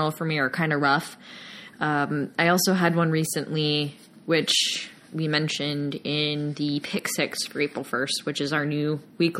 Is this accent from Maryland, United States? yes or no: no; Virginia, United States; Yeah, that's where I'm from. Yeah. I'm not from the Norfolk area, but I have friends and family that live in that area.